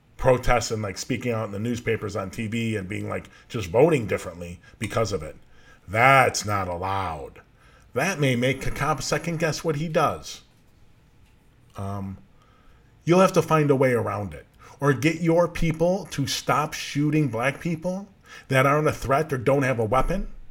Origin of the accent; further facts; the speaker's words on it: Norridge, Illinois, United States; I grew up in Norwich, just outside of Chicago, just outside of the city, right by O'Hare Airport.